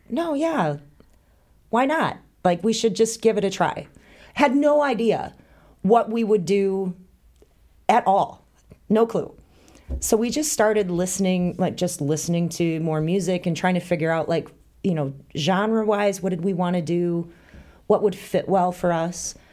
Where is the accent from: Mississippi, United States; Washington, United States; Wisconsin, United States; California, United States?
Wisconsin, United States; northern; born or raised there; moved away as an adult; also born or lived in Illinois; now in Lake Geneva, United States